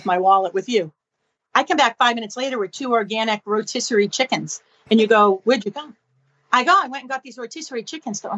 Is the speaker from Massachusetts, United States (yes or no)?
yes; Boston, Massachusetts, United States; moved away as an adult; also born or lived in New York City; now in Alexandria, United States; I'm from Boston. I live in Alexandria, Virginia now, outside of DC.